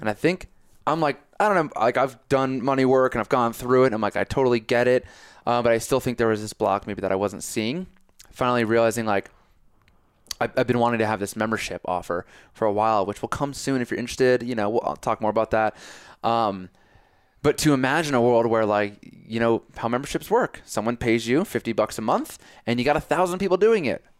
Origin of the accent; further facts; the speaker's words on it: Connecticut, United States; I'm from Connecticut